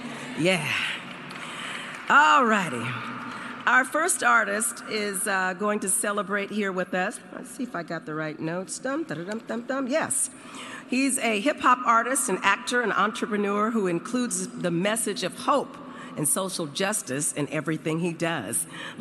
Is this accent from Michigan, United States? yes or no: no; Oakland, California, United States; I'm from Oakland